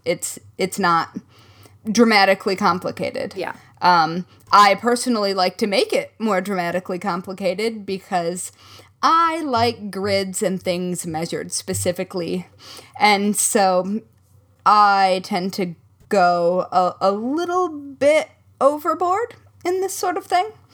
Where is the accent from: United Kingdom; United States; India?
United States; Midwest; accent: Midwest; my Midwest surfaced just then